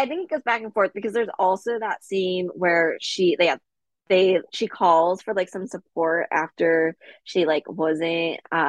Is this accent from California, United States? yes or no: yes; Bel Air, California, United States; Yeah, I'm from Bel Air.